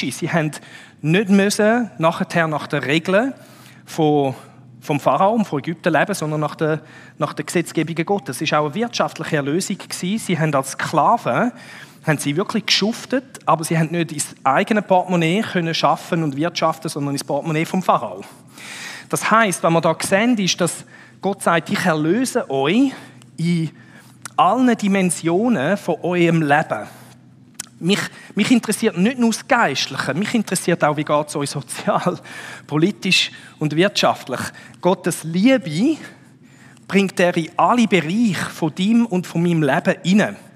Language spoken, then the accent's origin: German; Switzerland; Das ist so ein bisschen wie wenn wir als Schweizer würden sagen, Berg.